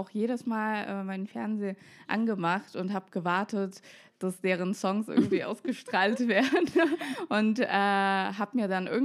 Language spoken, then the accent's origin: German; Moscow, Russia; moved away as an adult; now in Berlin, Germany; ich bin mit 18 aus Moskau nach Berlin gezogen. Ich war schon immer ein Hauptstadtkind. Meine Eltern, die kommen aus Armenien, ähm, auch beide aus der Hauptstadt Jerewan.